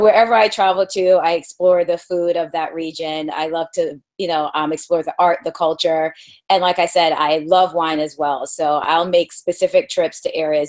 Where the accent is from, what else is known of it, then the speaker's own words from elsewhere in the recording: East Coast, United States; I am from the East Coast